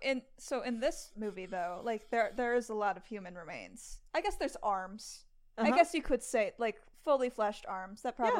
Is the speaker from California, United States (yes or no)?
yes; California, United States; I grew up in California, but my parents grew up in rural areas in the middle of the country.